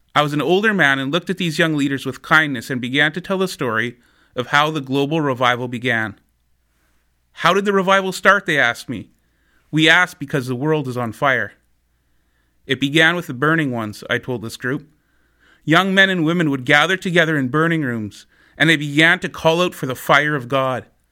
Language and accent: English; Winkler, Manitoba, Canada; Winkler's my hometown, a small town of maybe about thirteen thousand people